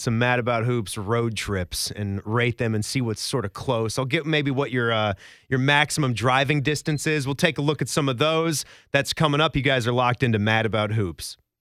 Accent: Northern Virginia, United States; we didn't have a whole lot of great college options growing up in Virginia in the spot we lived

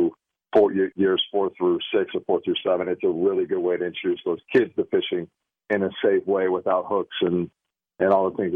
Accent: Wyoming, United States; I grew up in Wyoming fishing in the Uinta Mountains

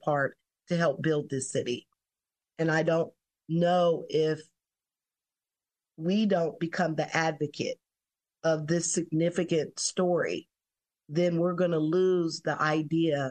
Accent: Columbus, Ohio, United States; I grew up in the Bronzeville community

